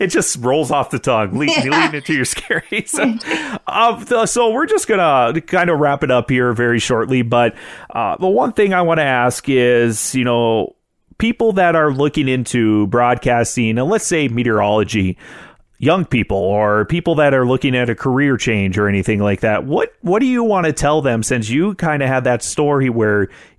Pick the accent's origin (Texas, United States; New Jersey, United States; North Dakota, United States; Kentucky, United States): North Dakota, United States; Growing up in North Dakota